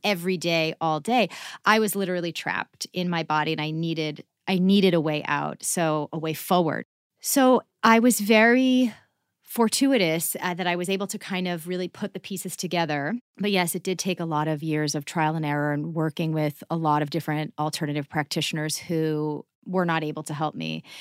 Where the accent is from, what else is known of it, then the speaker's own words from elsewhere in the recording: Massachusetts, United States; moved away; I grew up in Massachusetts